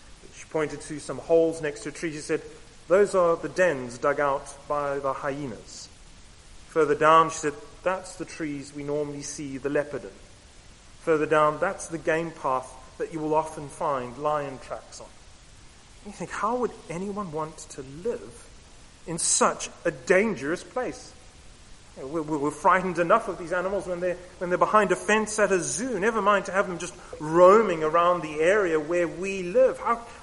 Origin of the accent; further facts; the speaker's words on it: Camberwell, London, United Kingdom; born there; also born or lived in Southern Africa; I was born, in fact, just down the road. I am from Camberwell, but I spent the majority of my life in Southern Africa.